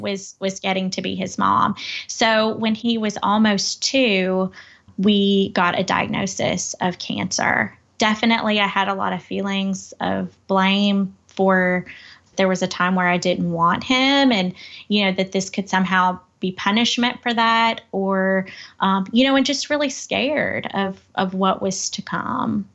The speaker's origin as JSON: {"language": "English", "area": "Crockett County", "region": "West Tennessee", "country": "United States", "tie": "born or raised there", "also_born_or_lived": "Memphis", "said": "I come from West Tennessee. It's a, a small town. It's, uh, Crockett County"}